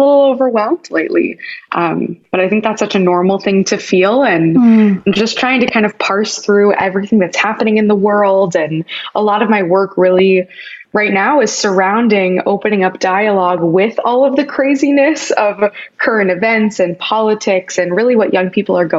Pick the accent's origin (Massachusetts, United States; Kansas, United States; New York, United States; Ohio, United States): Kansas, United States; moved away; where my journey started growing up in Kansas